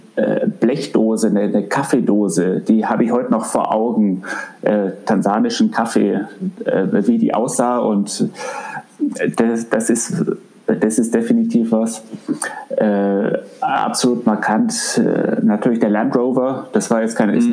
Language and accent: German; Augsburg, Bavaria, Germany; also born or lived in Africa / Düsseldorf; wir sind dann äh, zurückgekommen nach Augsburg, ähm, wobei ich davor nie in Augsburg war und äh, habe dann hier den letzten Teil meiner Grundschule und die Schullaufbahn gemacht